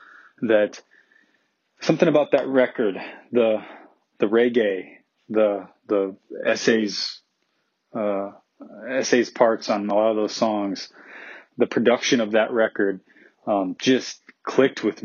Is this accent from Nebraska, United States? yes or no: yes; Omaha, Nebraska, United States; I grew up in Omaha, Nebraska in the 90s